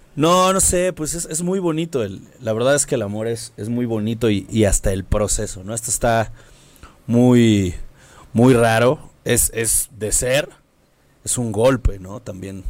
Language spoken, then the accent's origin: Spanish; Mexico City, Mexico; nosotros somos chilangos